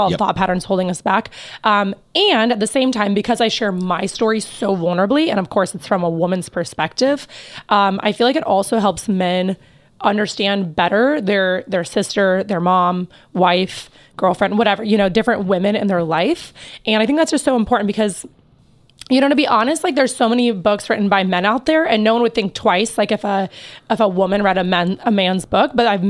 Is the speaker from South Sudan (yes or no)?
no; Belarus; also born or lived in Kansas, United States; I was born in Kansas. Yep. And right before I turned 2, my family moved to Belarus, which is over by Russia, for those who don't know.